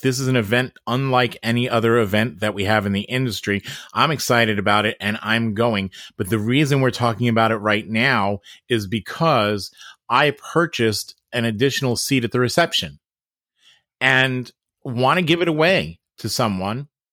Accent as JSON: {"language": "English", "area": "Long Island", "region": "New York", "country": "United States", "said": "I'm from Long Island"}